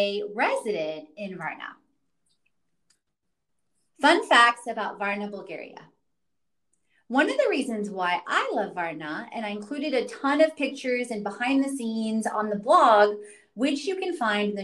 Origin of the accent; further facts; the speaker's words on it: Houston, Texas, United States; also born or lived in Katowice, Poland / North Carolina; I grew up in Houston, Texas